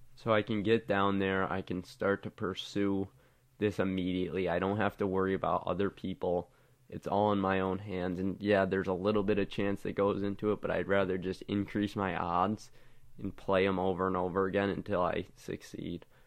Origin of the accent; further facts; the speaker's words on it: West Springfield, Massachusetts, United States; I'm from West Springfield, Massachusetts.